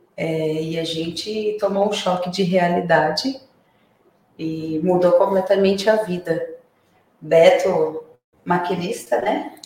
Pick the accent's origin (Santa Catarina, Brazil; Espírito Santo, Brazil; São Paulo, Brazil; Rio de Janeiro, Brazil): São Paulo, Brazil; Santos; now in São Roque, Brazil; eu sou Santista